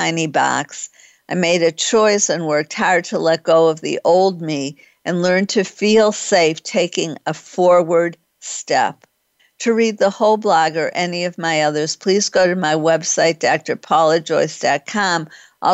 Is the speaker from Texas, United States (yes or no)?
no; Detroit, Michigan, United States; even though I'm from Detroit, I am Jewish